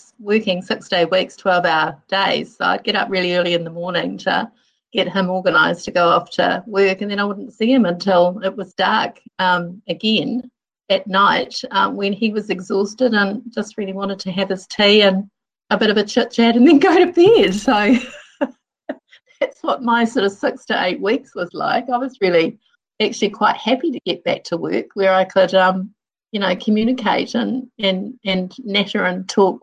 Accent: Hawera, Taranaki, New Zealand; I was born in Taranaki in Hawera, and when I was 3 and my brother was just a newborn baby, my mum died, and so I was brought up by my Pākehā dad and my grandmother

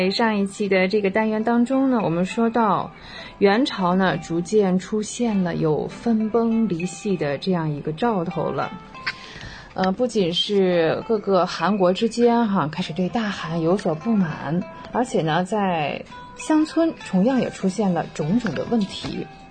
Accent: China; 我们中国人

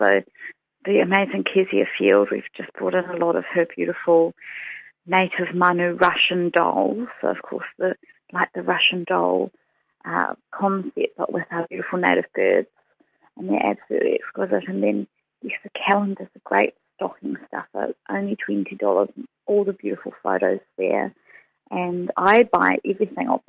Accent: England, United Kingdom; now in Dunedin, New Zealand; when I was growing up in England

